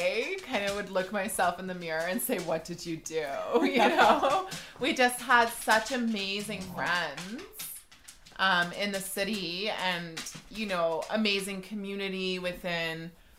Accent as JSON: {"language": "English", "town": "Deep River", "region": "Ontario", "country": "Canada", "tie": "born or raised there", "also_born_or_lived": "Toronto", "lives_now": "Deep River, Canada", "said": "I grew up in Deep River"}